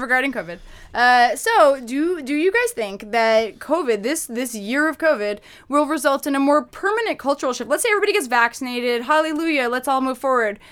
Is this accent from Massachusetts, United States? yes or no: yes; Massachusetts, United States; moved away as an adult; also born or lived in Boston; now in New York City, United States; I grew up in Massachusetts.